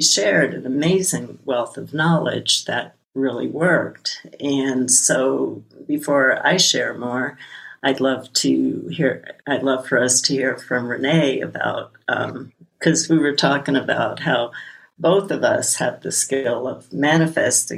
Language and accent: English; New York City, New York, United States; When I was a little kid growing up in Brooklyn